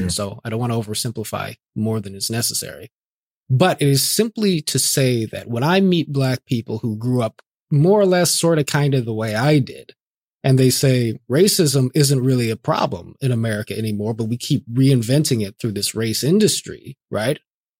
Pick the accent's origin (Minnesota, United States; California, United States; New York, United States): California, United States; Inglewood; born there; because I'm a Black man, right? And I was born in Inglewood, family in South LA and so forth.